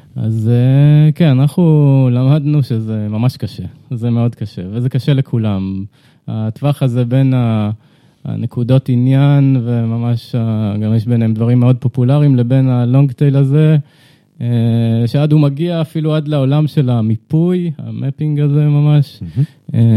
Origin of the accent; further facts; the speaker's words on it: Ramat HaKovesh, Central District, Israel; moved away as an adult; now in Tel Aviv, Israel; גדלתי בקיבוץ, רמת הכובש, אני גר בתל אביב